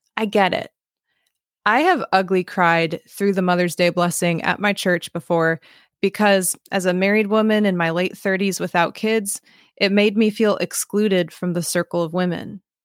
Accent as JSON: {"language": "English", "region": "Midwest", "country": "United States", "tie": "born or raised there", "said": "growing up in an interracial family in an overwhelmingly white part of the Midwest"}